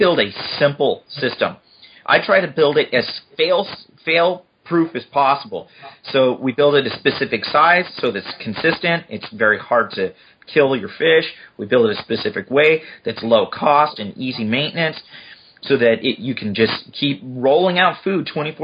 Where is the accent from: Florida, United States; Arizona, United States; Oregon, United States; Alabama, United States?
Oregon, United States; Southern; also born or lived in Seattle; now in Bastrop, Texas, United States; I'm from Southern Oregon originally